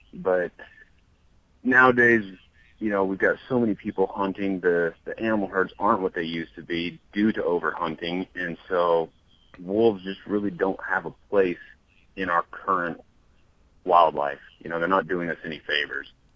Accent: Montana, United States; I grew up cattle ranching in Montana

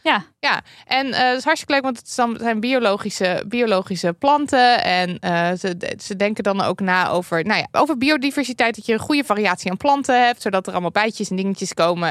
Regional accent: Limburg, Netherlands; bij ons in Limburg

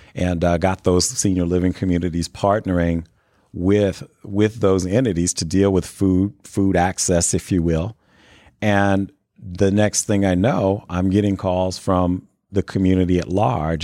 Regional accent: Chicago, Illinois, United States; also born or lived in New Castle, Indiana; now in Indianapolis, United States; I grew up in the Chicago area

